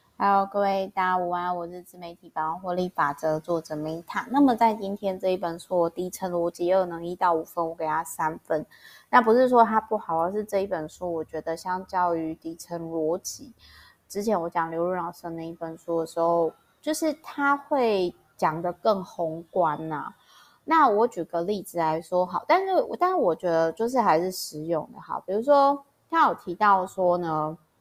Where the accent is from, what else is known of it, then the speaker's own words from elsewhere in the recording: Taiwan; 我光是出生在台湾，我就已经很感谢啦